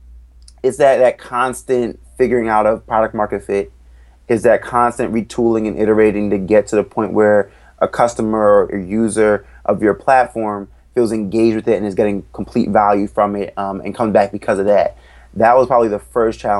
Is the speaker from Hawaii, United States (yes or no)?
no; Ellicott City, Maryland, United States; also born or lived in Philadelphia; I grew up right outside of Baltimore in Ellicott City, Maryland